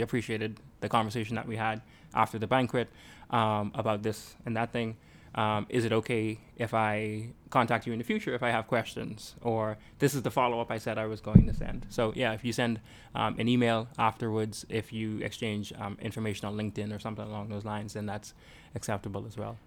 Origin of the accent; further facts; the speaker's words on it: Bahamas; moved away; I'm from the Bahamas